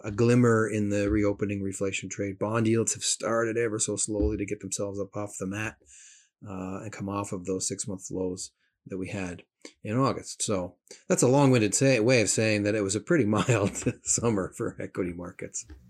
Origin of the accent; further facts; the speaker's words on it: Canada; as a Canadian